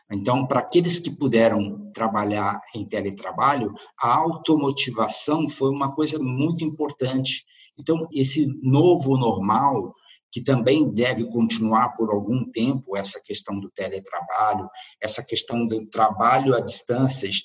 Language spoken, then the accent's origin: Portuguese; Brazil; now in Porto, Portugal; Eu me lembro que eu me mudei do Brasil para Portugal, para o Porto, em outubro do ano passado.